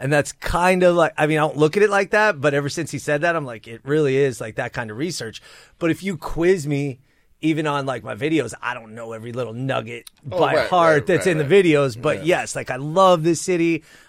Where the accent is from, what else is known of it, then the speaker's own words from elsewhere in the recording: North Hills, California, United States; So I was born in Sepulveda, which is now known as North Hills, right? Geographic center point of the San Fernando Valley, borders Northridge, Panorama City, Arleta.